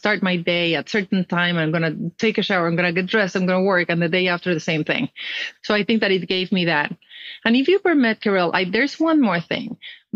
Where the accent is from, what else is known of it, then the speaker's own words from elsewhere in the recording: Mexico City, Mexico; moved away as an adult; also born or lived in Europe; I was born and raised in Mexico. I'm from the north of Mexico. I grew up in Mexico City